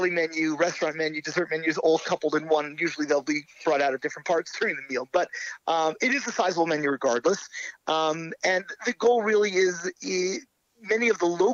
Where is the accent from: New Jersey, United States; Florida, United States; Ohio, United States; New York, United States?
New York, United States; Brooklyn; moved away as an adult; also born or lived in West Hempstead, Long Island; now in Denver, United States; Originally from Brooklyn. Got married and moved to Long Island. Spent about 12 years in West Hempstead and then moved out to Denver about 5.5 years ago.